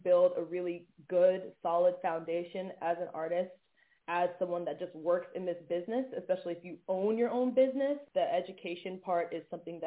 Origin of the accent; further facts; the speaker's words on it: Atlanta, Georgia, United States; moved away as an adult; also born or lived in Syracuse; now in Los Angeles, United States; growing up in Atlanta